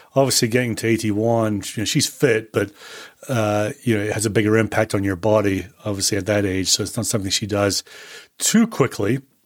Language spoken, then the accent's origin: English; Scotland, United Kingdom; moved away; I was born and bred in Scotland